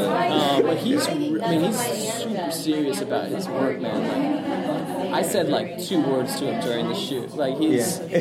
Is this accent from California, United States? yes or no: yes; Burbank, California, United States; I'm from LA. I'm from Burbank